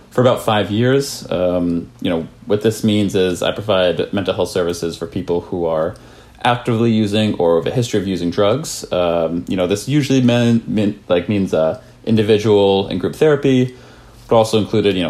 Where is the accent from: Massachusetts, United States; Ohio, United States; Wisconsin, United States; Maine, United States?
Maine, United States; I grew up in Maine